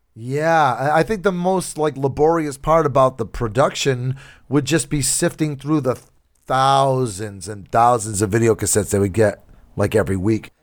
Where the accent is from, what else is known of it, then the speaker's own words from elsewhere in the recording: New Bedford, Massachusetts, United States; my hometown over here in New Bedford